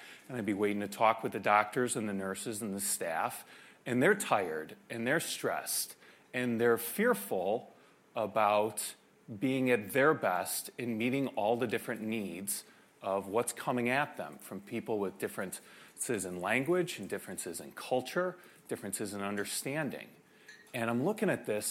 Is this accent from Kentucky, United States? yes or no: no; Chicago, Illinois, United States; I grew up in Chicago